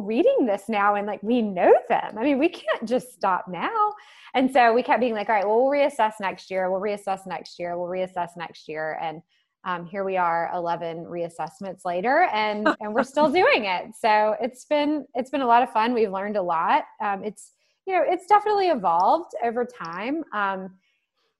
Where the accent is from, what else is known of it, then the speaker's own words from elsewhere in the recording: the South, United States; growing up in the South